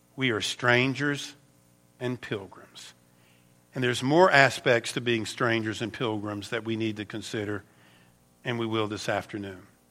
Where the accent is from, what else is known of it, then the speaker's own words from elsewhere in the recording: United States; I'm an American